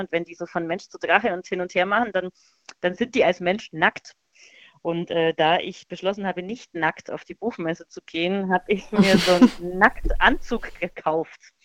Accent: Bavaria, Germany; Also ich komme ja aus Bayern und da feiert man so richtig exzessiv Fasching

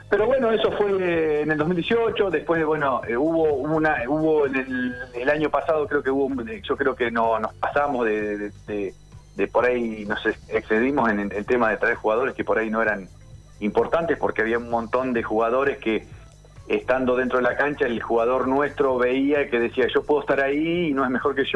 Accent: Córdoba, Argentina; Yo me vine de Córdoba todo ese año. me, me, hacía 1900 kilómetros todos los fines de semana para estar.

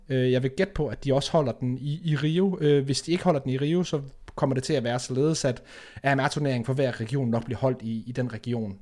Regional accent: Denmark; vi som danskere

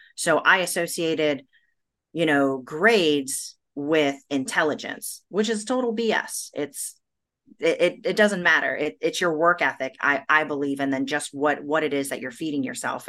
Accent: United States; also born or lived in Brazil; I'm an American and I'm a Brazilian

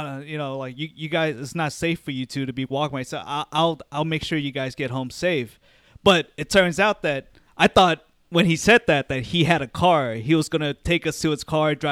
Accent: Arlington, United States; growing up in Arlington

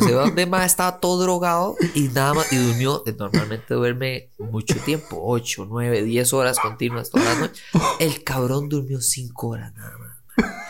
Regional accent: Costa Rica

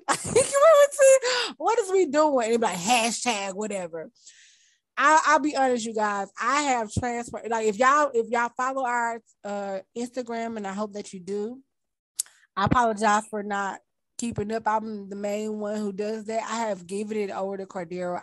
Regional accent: Mississippi, United States; I was from Mississippi

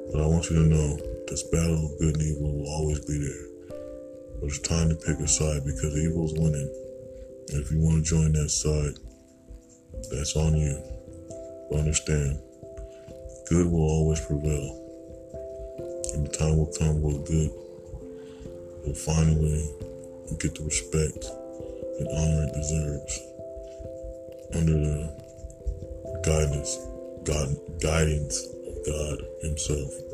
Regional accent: United States; being American and you're dealing with Caucasians and you're a different race.

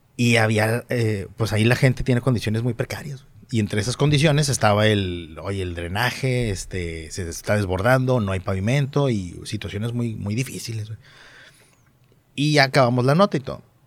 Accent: Monterrey, Nuevo León, Mexico; accent: regio; mi acento regio

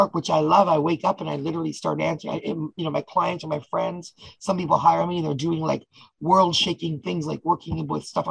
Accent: Toronto, Ontario, Canada; also born or lived in Ottawa; when I was 10, I moved to Toronto

